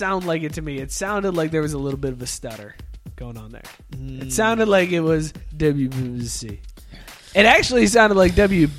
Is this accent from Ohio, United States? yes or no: yes; Youngstown, Ohio, United States; I grew up in Youngstown where we had Handles.